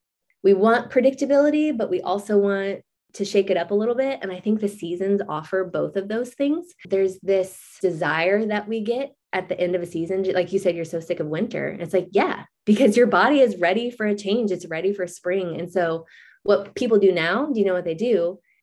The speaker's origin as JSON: {"language": "English", "region": "Florida", "country": "United States", "moved": "yes", "said": "we moved from Florida that doesn't have any season. I mean, it basically has hot and hotter. That's really just the only, and we're from a beach town."}